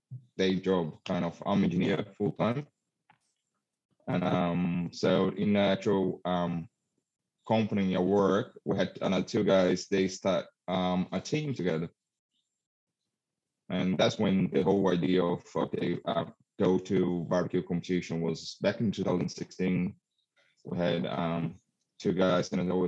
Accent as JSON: {"language": "English", "region": "São Paulo", "country": "Brazil", "tie": "born or raised there", "second_language": "English", "moved": "as an adult", "lives_now": "South Australia, Australia", "said": "I'm born and raised in Brazil, so from São Paulo. My wife and I, we moved to Australia probably, I would say, 15 years ago."}